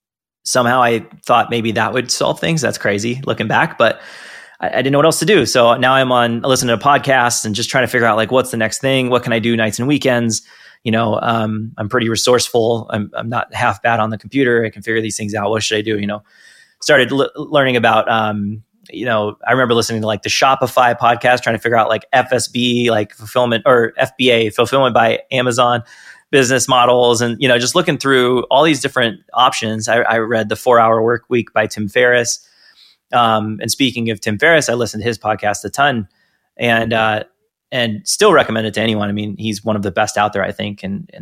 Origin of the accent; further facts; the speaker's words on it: San Diego, California, United States; I knew that place growing up. I was born in San Diego. I lived there a bunch of different times.